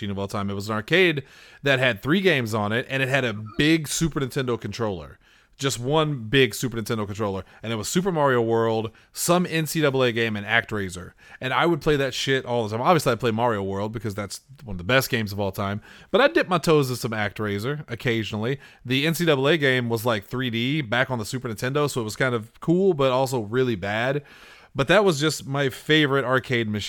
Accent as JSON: {"language": "English", "region": "Southern Illinois", "country": "United States", "tie": "born or raised there", "said": "I grew up in Southern Illinois"}